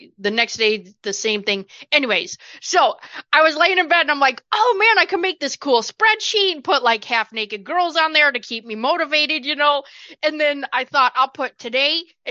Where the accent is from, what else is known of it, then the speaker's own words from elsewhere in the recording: Johnson City, United States; I'm from Johnson City